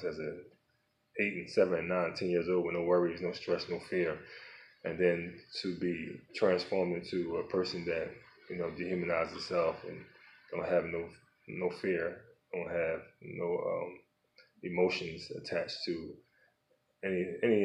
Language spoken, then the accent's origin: English; Philadelphia, Pennsylvania, United States; my life growing up in South Philadelphia